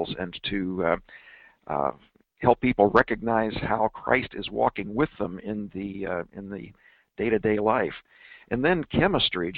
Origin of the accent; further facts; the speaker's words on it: Denver, Colorado, United States; my hometown of Denver, Colorado